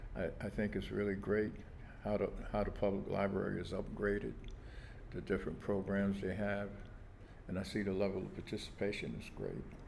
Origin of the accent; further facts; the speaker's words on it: New York City, New York, United States; I was born in August 19th, 1939, at Kings County Hospital, right here in Brooklyn. Um, I lived in um, Bed-Stuy most of my life